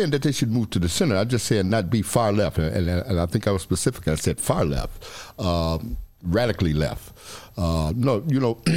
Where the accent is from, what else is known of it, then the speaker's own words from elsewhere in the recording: the Bible Belt, United States; basically, we, we come from the Bible Belt. Okay, well, we stand on that. That's how we grew.